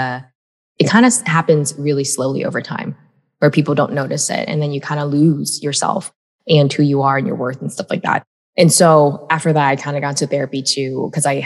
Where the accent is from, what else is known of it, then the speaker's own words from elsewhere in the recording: United States; I was born in America